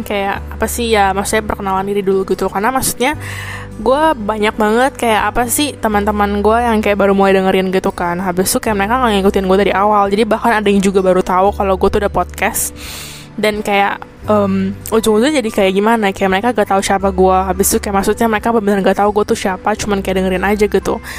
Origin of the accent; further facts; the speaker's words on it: Indonesia; moved away as an adult; now in Taiwan; gue orang Indonesia yang kuliah di Taiwan